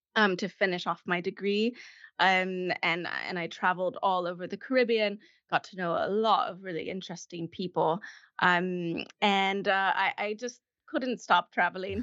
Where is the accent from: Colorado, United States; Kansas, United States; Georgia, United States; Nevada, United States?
Colorado, United States; moved away as an adult; also born or lived in California / Chile / Stuttgart, Germany; now in Germany; I grew up in Colorado